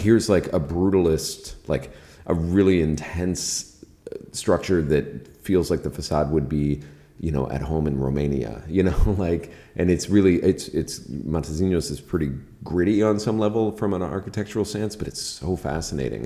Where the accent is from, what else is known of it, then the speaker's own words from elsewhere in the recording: Key West, Florida, United States; moved away; I grew up in Key West